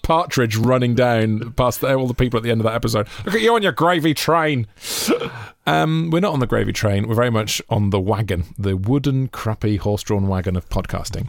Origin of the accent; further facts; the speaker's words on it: Monmouth, Wales, United Kingdom; growing up in Monmouth.